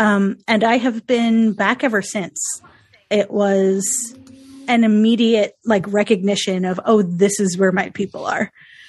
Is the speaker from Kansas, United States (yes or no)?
no; New York, United States; I'm a New Yorker.